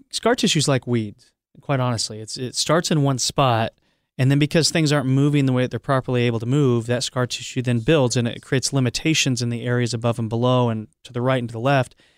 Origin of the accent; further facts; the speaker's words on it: Iowa, United States; I grew up in Iowa